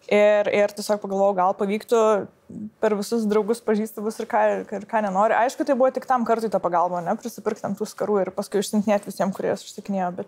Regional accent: Lithuania; aš esu iš Lietuvos, o ne iš kokios nors vakarų šalies

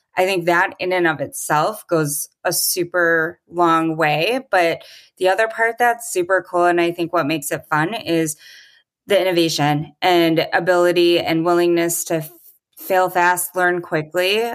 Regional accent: Milwaukee, Wisconsin, United States; it's headquartered in Milwaukee, which is my hometown

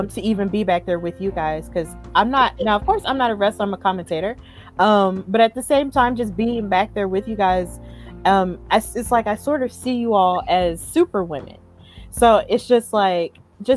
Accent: Alabama, United States; our home state, because me, Casey, and Veronica, all three of us are from Alabama.

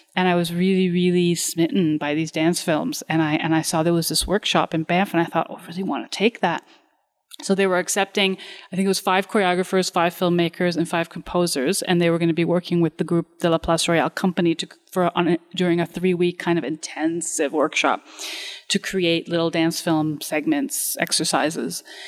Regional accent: Romania; moved away; I come from Romania

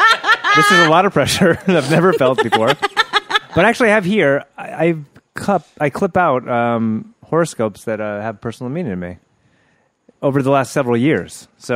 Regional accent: Los Angeles, California, United States; I grew up in the Valley.

